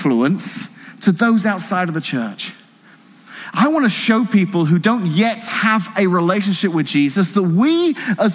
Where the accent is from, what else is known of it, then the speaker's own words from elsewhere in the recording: England, United Kingdom; now in Washington, United States; I'm not even from New England, I'm from Old England, okay? So where I'm from in the United Kingdom